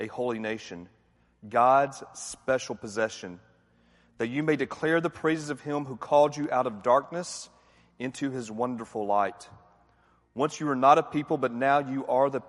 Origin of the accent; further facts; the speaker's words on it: Atlanta, Georgia, United States; I'm from Atlanta